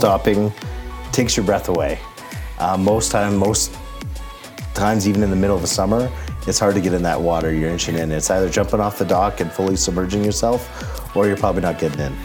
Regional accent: Calgary, Alberta, Canada; now in Cold Lake, Canada; I'm originally born and raised in Calgary

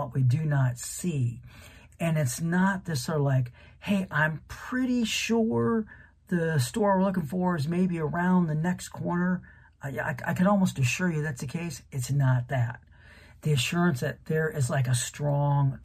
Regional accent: Canton, Ohio, United States; I grew up in Canton, Ohio, really just a few miles away from the National Pro Football Hall of Fame

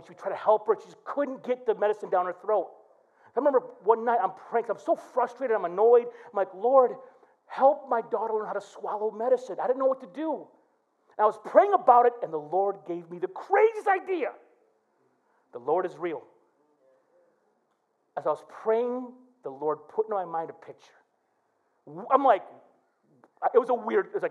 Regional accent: Flint, Michigan, United States; growing up in Flint made me tough as nails

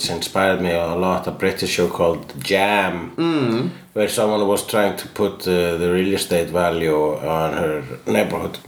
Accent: Iceland; I'm Icelandic.

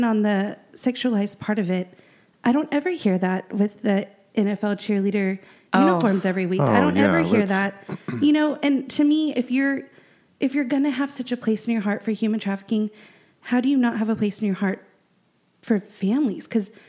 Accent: the South, United States; You know, I grew up in church. I grew up in the Bible Belt.

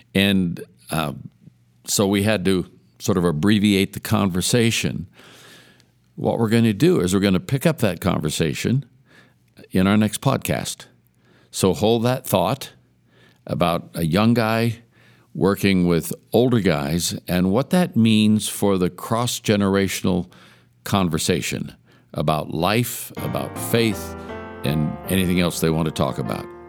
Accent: Oakland, California, United States; I'm a kid from East Oakland, California.

